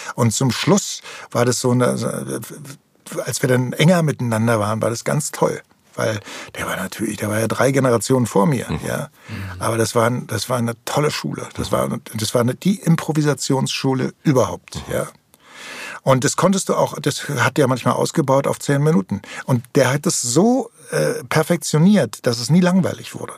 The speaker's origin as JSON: {"language": "German", "region": "Berlin", "country": "Germany", "tie": "born or raised there", "said": "ich bin in Tempelhof aufgewachsen"}